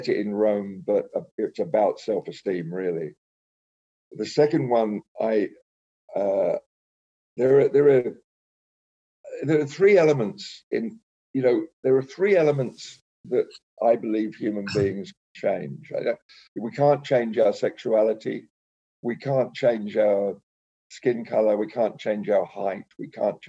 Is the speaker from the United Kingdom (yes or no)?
yes; England, United Kingdom; I grew up in England